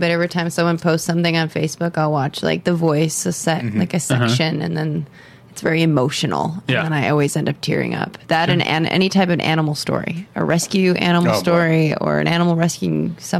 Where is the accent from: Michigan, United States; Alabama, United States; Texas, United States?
Michigan, United States; Fenton; Fenton, Michigan.